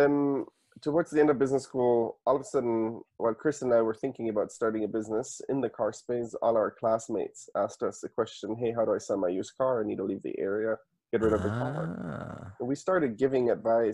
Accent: Munich, Bavaria, Germany; moved away as an adult; I was born and raised in Munich.

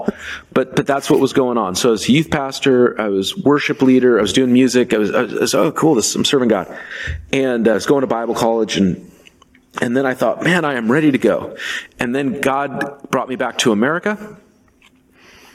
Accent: Seattle, Washington, United States; now in Portland, United States; I grew up in Seattle

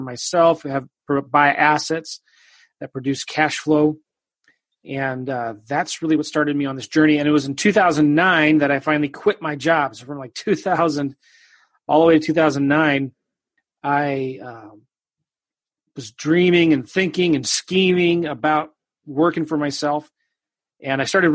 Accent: Southern California, United States; moved away as an adult; also born or lived in Iowa / Kansas City; I was raised in California, Southern California

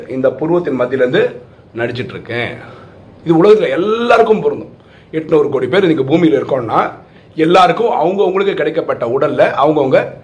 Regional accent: Chennai, Tamil Nadu, India; first language Malayalam; Tamil is a second language; நான் பிறந்தது சென்னையில் தான்

